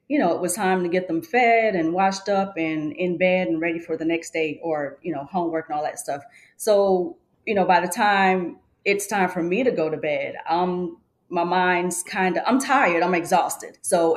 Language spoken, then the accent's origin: English; Georgetown, South Carolina, United States; I was born in Georgetown, South Carolina, raised in the Dunbar community where I currently reside with my husband